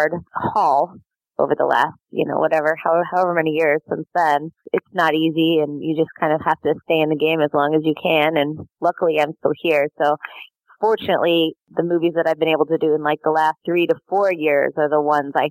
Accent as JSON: {"language": "English", "region": "Colorado", "country": "United States", "tie": "born or raised there", "said": "I grew up in Colorado"}